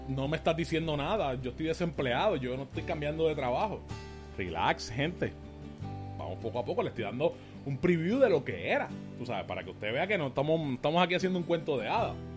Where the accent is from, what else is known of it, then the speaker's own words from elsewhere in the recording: Caguas, Puerto Rico; nosotros pues somos de Cagua